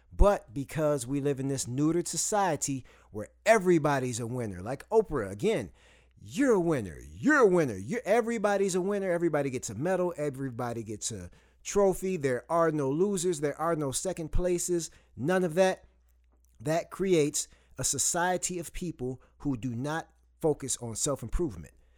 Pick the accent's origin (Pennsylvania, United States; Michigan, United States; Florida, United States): Michigan, United States; Saginaw; I grew up in Saginaw, Michigan